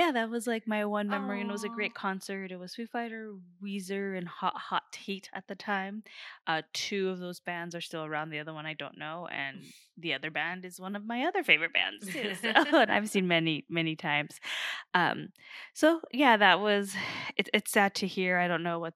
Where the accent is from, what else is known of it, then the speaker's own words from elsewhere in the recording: Riverside, California, United States; So are we.